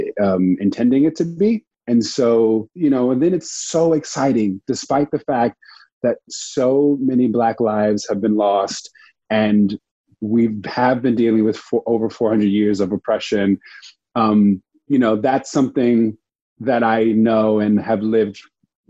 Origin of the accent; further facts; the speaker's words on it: Dana Point, California, United States; moved away as an adult; also born or lived in Providence, Rhode Island; now in New York, United States; I grew up in Orange County, California, in Dana Point.